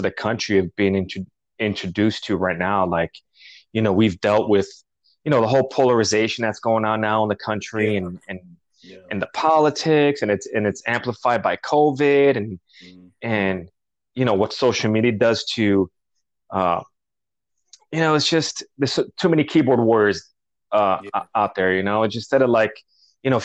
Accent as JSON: {"language": "English", "town": "New York City", "region": "New York", "country": "United States", "tie": "born or raised there", "also_born_or_lived": "Colombia", "moved": "yes", "lives_now": "California, United States", "said": "I grew up in New York and you know, we lived in Greenpoint, Queens, Bushwick"}